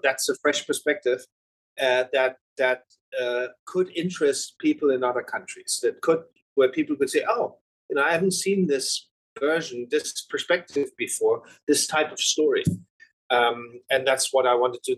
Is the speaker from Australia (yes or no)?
no; Germany; When you grow up in Germany